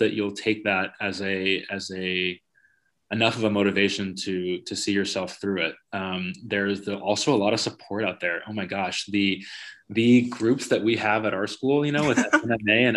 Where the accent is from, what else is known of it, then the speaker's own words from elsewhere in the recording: California, United States; I grew up in California